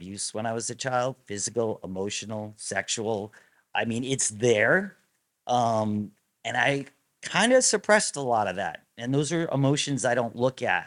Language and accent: English; Rhode Island, United States; moved away; I grew up in Rhode Island